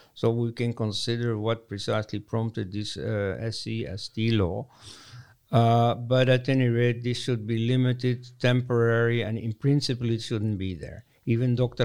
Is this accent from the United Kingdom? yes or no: no; Leuven, Flanders, Belgium; my hometown, Leuven, Belgium